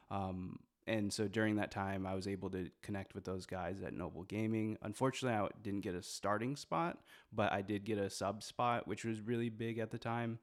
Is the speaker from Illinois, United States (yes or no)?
yes; Moline, Illinois, United States; moved away as an adult; also born or lived in Busan, South Korea; now in Evansville, United States; I'm from Moline, which is one of the major cities in that, in that grouping. Um, I've, I was originally born in, uh, Korea, in Busan